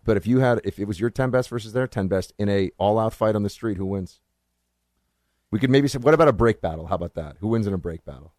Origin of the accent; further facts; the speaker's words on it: New York City, New York, United States; moved away as an adult; now in Washington, D.C., United States; I'm from New York City